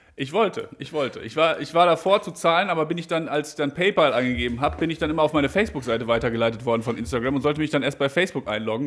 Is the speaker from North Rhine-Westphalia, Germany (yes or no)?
yes; Brilon, North Rhine-Westphalia, Germany; aus Brilon. Die Stadt kennst du wahrscheinlich. Das ist die Stadt, wo ich herkomme.